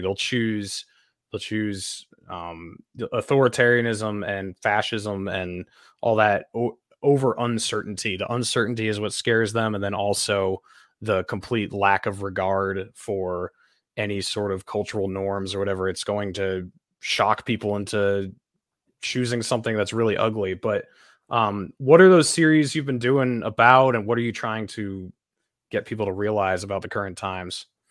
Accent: New Hampshire, United States; moved away as an adult; I'm from New Hampshire. Originally, my family lives here

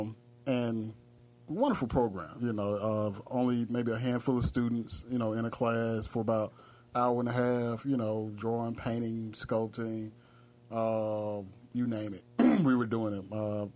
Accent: Itta Bena, Mississippi, United States; No, I'm a small town boy. I'm from Itabena, Mississippi.

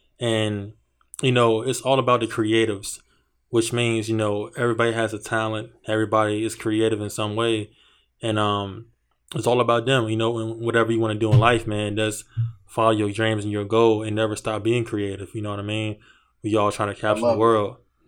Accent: Virginia, United States; Like, you're from Detroit, I'm from Virginia.

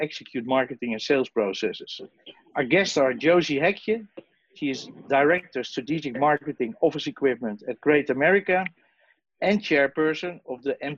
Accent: Amsterdam, North Holland, Netherlands; I'm from the Netherlands, Amsterdam.

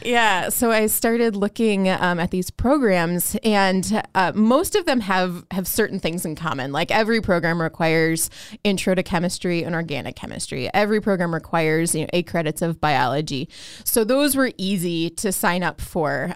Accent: Chicago, Illinois, United States; when I was growing up in Chicago

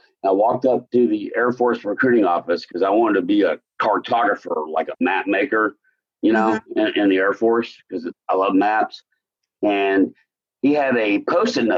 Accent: Euless, Texas, United States; also born or lived in Dallas, Texas; I was born in Dallas. My dad was kind of a salesman, and we kind of lived all over the state of Texas. But basically, when I was 12, we went to Euless, you know, right by the airport, and stayed there. So I like to tell people that I grew up in Euless

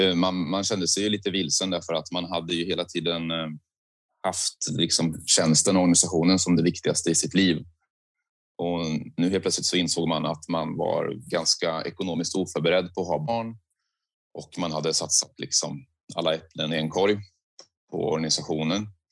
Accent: Söderköping, Östergötland, Sweden; jag är uppväxt i Söderköping, men det ligger precis intill vid Göta kanal.

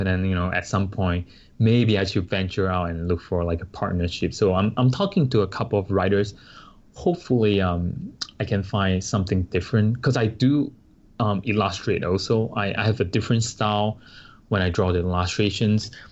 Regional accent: Singapore; moved away as an adult; now in Paramus, New Jersey, United States; I come from Singapore and we, we are like a multiracial country

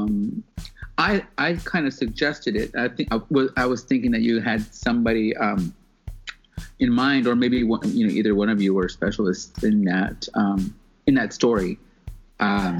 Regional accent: Southern California, United States; growing up in Southern California

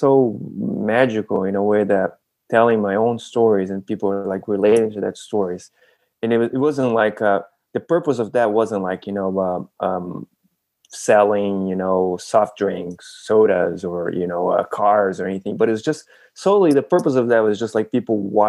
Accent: Brazil; I was born and raised in Brazil

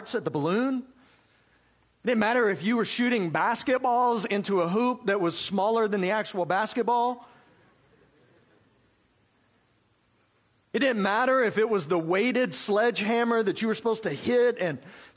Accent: South Georgia, United States; I grew up in South Georgia, God's country, right? Grew up in South Georgia

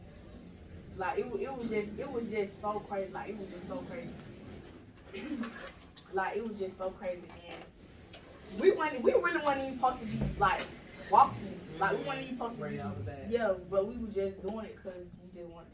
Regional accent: Atlanta, Georgia, United States; I'm originally from the east side. I'm from East Atlanta, Zone 6

